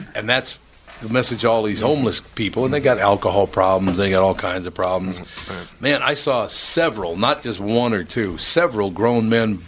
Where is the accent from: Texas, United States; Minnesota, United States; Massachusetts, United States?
Minnesota, United States; Minneapolis; because I grew up in North Minneapolis, and I love North Minneapolis